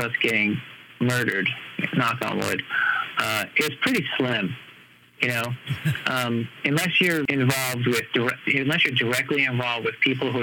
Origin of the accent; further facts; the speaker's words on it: New York, United States; now in Los Angeles, United States; growing up in New York